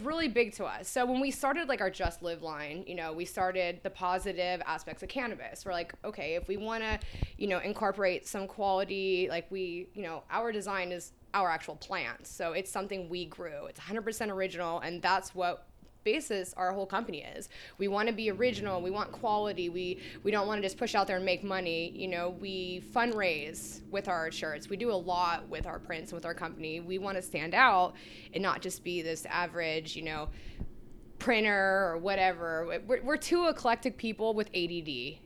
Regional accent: Sacramento, California, United States; I'm from Sacramento

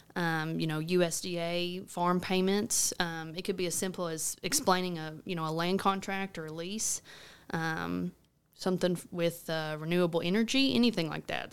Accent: Rector, Arkansas, United States; moved away as an adult; now in Paragould, United States; I'm originally from Rector. Um, grew up on my family's cotton farm there

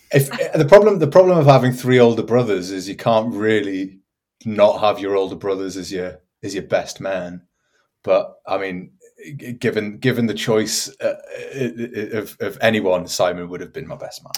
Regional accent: Newcastle upon Tyne, North East England, United Kingdom; moved away as an adult; now in Augsburg, Germany; Newcastle upon Tyne

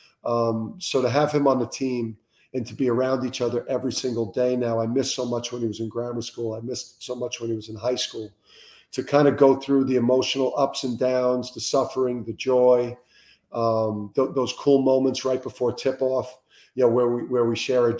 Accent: Jersey City, New Jersey, United States; growing up in Jersey City

